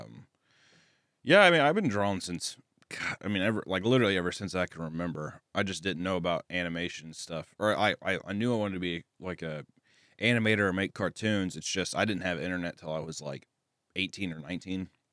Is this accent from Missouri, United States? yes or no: yes; Kearney, Missouri, United States; accent: Southern; I'm from Kearney, Missouri, which is, like, a little outside of Kansas City